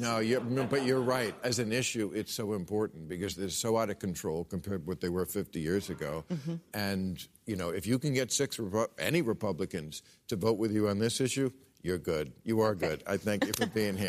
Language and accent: English; New Jersey, United States; in New Jersey, my home state